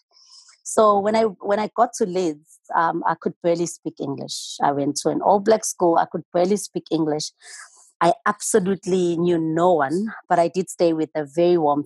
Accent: Durban, KwaZulu-Natal, South Africa; I'm from Durban. I grew up in a township called Clement in a two-bedroom home with my parents and my sisters.

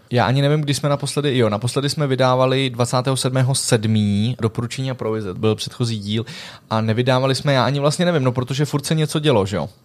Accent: Czechia; já jsem jako jediný Čech

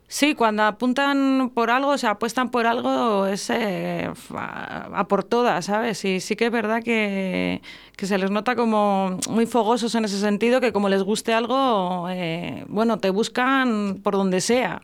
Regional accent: Íscar, Castile and León, Spain; now in Valladolid, Spain; Yo soy de Iscar

